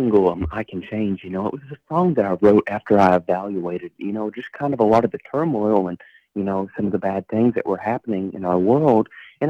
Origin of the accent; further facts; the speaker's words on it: Somerset, Kentucky, United States; So I've been born and raised in Somerset, Kentucky, which is about 2.5 hours away from Nashville.